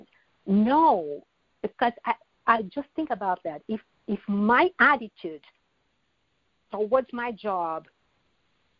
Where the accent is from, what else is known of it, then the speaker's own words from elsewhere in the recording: Brazil; moved away as an adult; now in United States; That transition from Brazil to U.S. was a life-changing experience that I survived